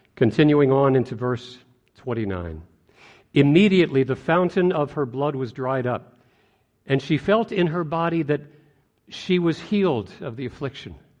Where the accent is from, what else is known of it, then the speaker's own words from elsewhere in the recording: White Plains, New York, United States; As a child, growing up in White Plains, New York